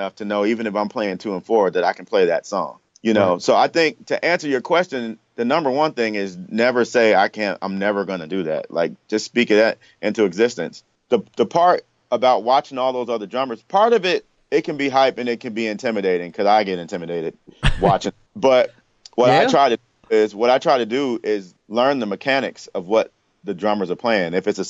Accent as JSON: {"language": "English", "region": "New York", "country": "United States", "also_born_or_lived": "Washington, D.C.", "said": "I'm from New York, so just moving out here. I came here from D.C. I was in college in D.C. and I moved here."}